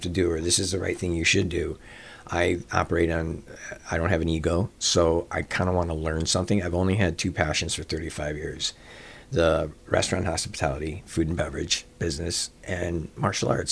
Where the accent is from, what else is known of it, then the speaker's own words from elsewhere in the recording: Chicago, Illinois, United States; I grew up in Rogers Park